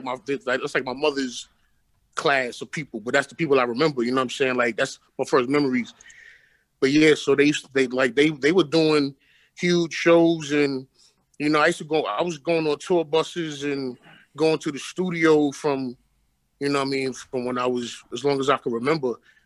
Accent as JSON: {"language": "English", "town": "Brooklyn", "region": "New York", "country": "United States", "said": "I'm from Brooklyn, man. But Bed-Stuy to be specific. Okay. But I've lived in multiple neighborhoods in Brooklyn. You know what I'm saying? But Bed-Stuy is definitely home base."}